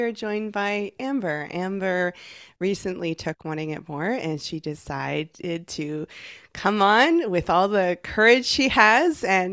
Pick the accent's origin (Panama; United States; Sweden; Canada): Canada; I'm from Canada.